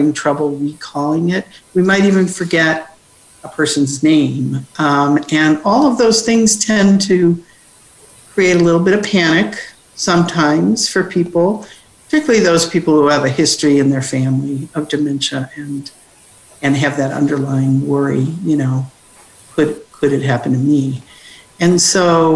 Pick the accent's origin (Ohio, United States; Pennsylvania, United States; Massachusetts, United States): Ohio, United States; Cincinnati; University of Cincinnati, my hometown